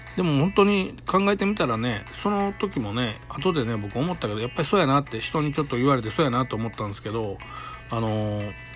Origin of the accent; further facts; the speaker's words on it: Kobe, Hyogo, Japan; 僕って、あの、神戸のね、ものすごい下町で育ったんですよ。